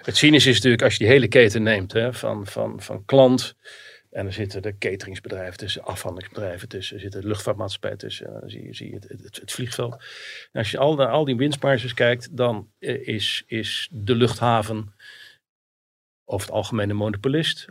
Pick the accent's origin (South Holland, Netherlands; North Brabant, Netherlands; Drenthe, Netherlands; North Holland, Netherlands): South Holland, Netherlands; Rotterdam; Rotterdam, waar ik geboren ben